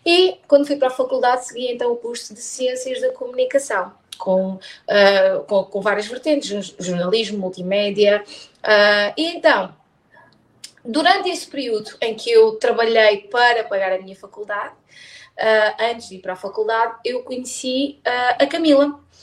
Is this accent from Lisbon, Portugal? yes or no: no; Póvoa de Varzim, Porto District, Portugal; also born or lived in Braga; Eu sou da Póvoa, ou melhor, eu nasci em Braga, mas eu vivo desde os dois anos na Póvoa de Varzim.